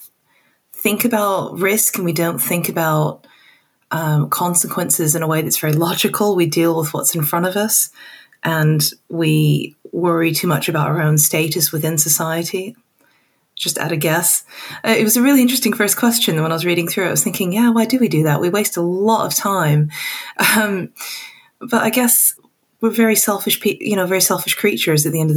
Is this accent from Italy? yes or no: no; Hong Kong; moved away as an adult; also born or lived in Texas; now in United Kingdom; I was born in Texas and I grew up in Hong Kong, and then I moved to the UK for university, and I've been here ever since.